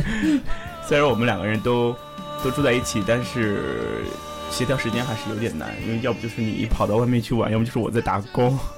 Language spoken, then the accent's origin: Chinese; northern China, China; moved away; 我们来自不同的地方，我是北方，我们山东叫宠物小精灵